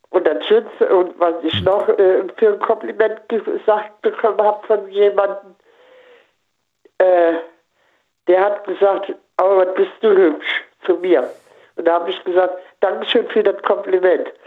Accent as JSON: {"language": "German", "town": "Koblenz", "region": "Rhineland-Palatinate", "country": "Germany", "said": "Aus Koblenz-Lützel."}